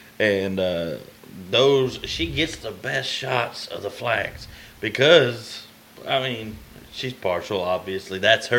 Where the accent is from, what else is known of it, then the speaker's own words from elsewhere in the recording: Brenham, Texas, United States; now in Somerville, United States; I'm from Brenham. I now live in Somerville.